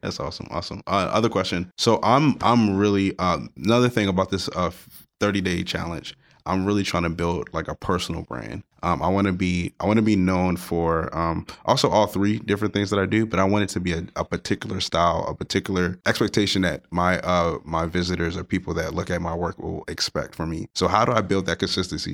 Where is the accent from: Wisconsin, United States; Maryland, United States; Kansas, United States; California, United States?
Maryland, United States; Baltimore; I'm from Baltimore, Maryland